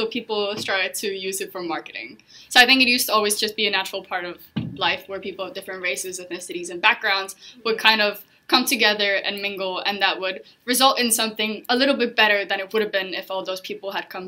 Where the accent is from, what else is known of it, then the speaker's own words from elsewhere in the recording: Estonia; moved away as an adult; now in Hong Kong; I'm originally from Estonia, but I moved out to Hong Kong 2 years ago